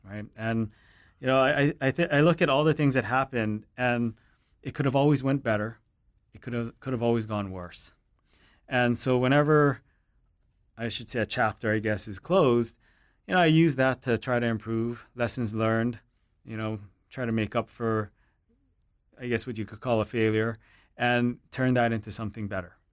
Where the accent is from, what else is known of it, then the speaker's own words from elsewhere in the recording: Hilo, Hawaii, United States; growing up in Hilo